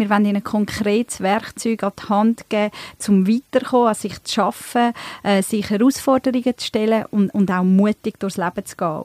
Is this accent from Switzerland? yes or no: yes; Emmental, Bern, Switzerland; moved away as an adult; also born or lived in Turkey; now in Zurich, Switzerland; ich bin ursprünglich aus der Türkei, ähm, bin aber im Emmental aufgewachsen, sogar ab 14 noch auf dem Bauernhof